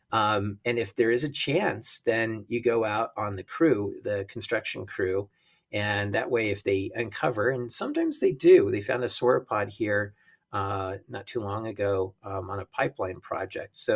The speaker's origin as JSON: {"language": "English", "region": "Rocky Mountains", "country": "United States", "tie": "born or raised there", "said": "when I was a kid, I grew up in the in the Rocky Mountains"}